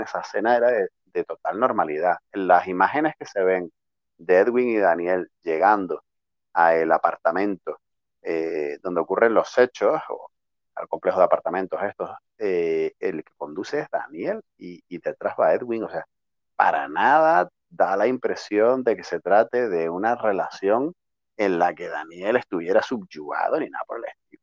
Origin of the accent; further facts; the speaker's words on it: Tenerife, Canary Islands, Spain; tú como tinerfeña que eres como yo